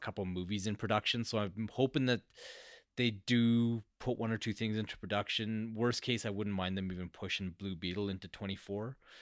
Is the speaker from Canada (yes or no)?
yes; Canada; I'm Canadian.